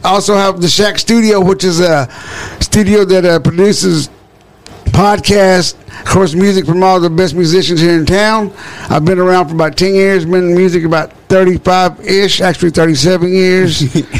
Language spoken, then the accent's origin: English; Marlin, Texas, United States; now in Waco, United States; I'm from Waco, Texas. Yeah. Well, now originally from Marlin.